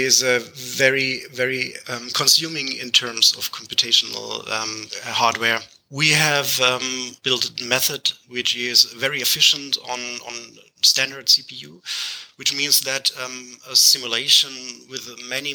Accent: Germany; English is a second language; I'm from Germany, which is the case where I have this strange accent.

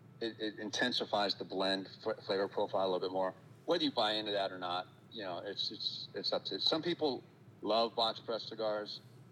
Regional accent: San Francisco, California, United States; When I was a kid, I grew up in San Francisco in the city

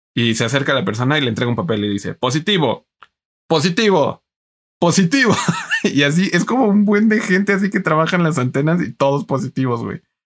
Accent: Mexico; aquí en México

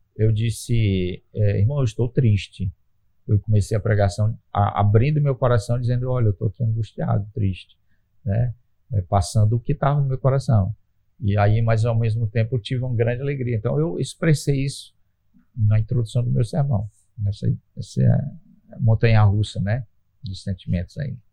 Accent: Brazil; nós somos cristãos e somos brasileiros, cidadãos

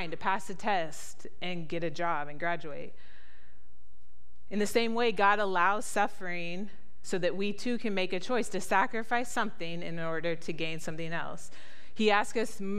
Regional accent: United States; moved away as an adult; also born or lived in Ecuador; the comforts and conveniences of the life we grew up here in the United States

